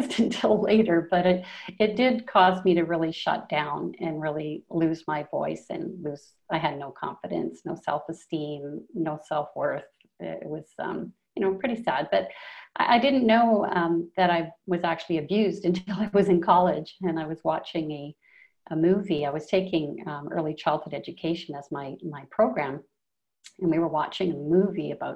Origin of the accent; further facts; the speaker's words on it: Canada; now in Colombia; I'm from Canada originally